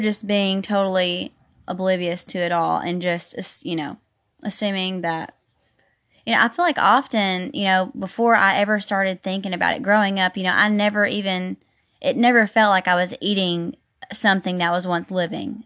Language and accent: English; the South, United States; growing up in the South